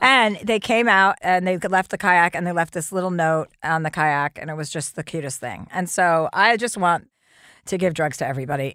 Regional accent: New Jersey, United States; now in Los Angeles, United States; I'm from New Jersey.

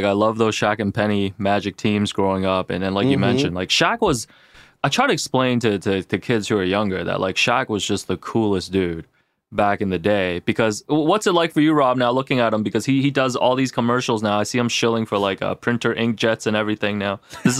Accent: Toronto, Ontario, Canada; growing up in Toronto, well, I've always told you this, CJ, like every Asian in the 90s was a Bulls fan

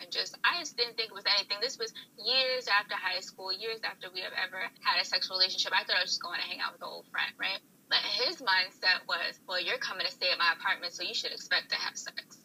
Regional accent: New York, United States; moved away as an adult; also born or lived in Texas; I'm from New York

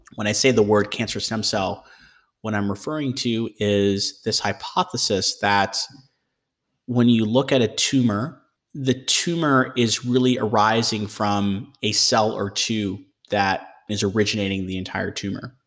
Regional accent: Michigan, United States; moved away as an adult; also born or lived in Ohio / Oxford, United Kingdom; now in Boston, United States; I grew up in Michigan

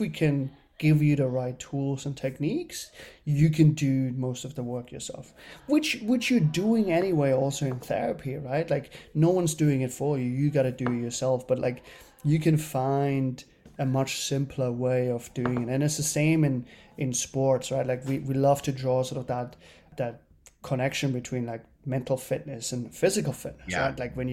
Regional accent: Germany; moved away as an adult; now in New York, United States; I grew up in Germany as an only child

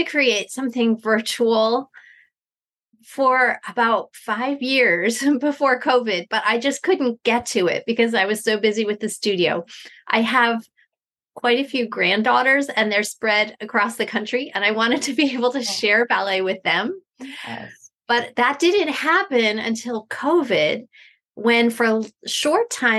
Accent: Eastern Pennsylvania, United States; I am from Eastern Pennsylvania

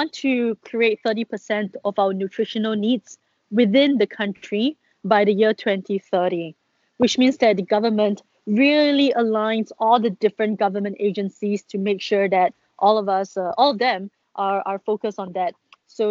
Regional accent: Singapore; we being a Singaporean that I am

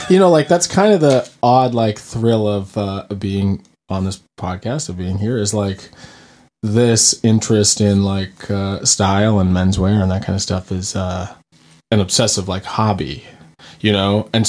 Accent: Vermont, United States; also born or lived in North Carolina; I'm from Vermont, but I went to school in North Carolina.

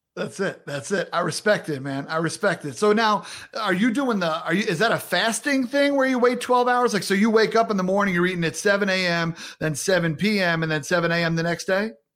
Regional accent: Long Island, New York, United States; I grew up on Long Island around a lot of Jewish folks

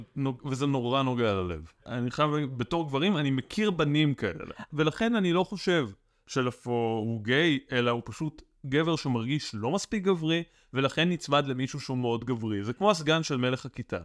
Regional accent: Ra'anana, Central District, Israel; moved away; also born or lived in Tel Aviv; גדלתי ברעננה

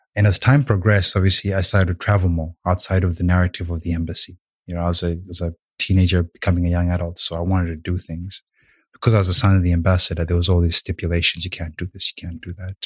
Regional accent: Rwanda; also born or lived in Uganda; now in Melbourne, Australia; I was born in Uganda, but I'm actually from Rwanda.

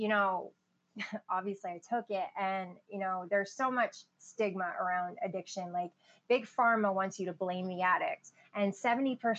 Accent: Maine, United States; also born or lived in Illinois / Brooklyn, New York; now in Southern United States; I grew up in Maine. I was born in Illinois and adopted to Brooklyn, New York. And then my parents got jobs at the University of Maine when I was like two and pretty much lived there ever since.

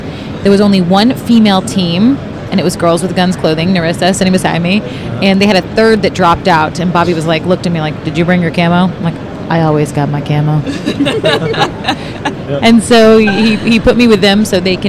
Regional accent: North Carolina, United States; moved away as an adult; also born or lived in Los Angeles, United States; I'm from the country. I'm from North Carolina, but lived in Los Angeles

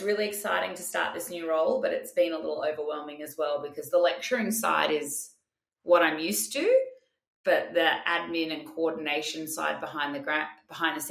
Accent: Australia; also born or lived in Sydney; I'm your Australian host

